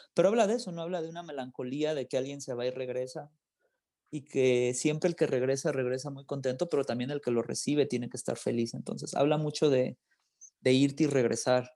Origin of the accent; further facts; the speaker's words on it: Los Angeles, California, United States; also born or lived in Guadalajara, Mexico; now in Mexico; Yo nací en Guadalajara, pero me crié en Los Ángeles.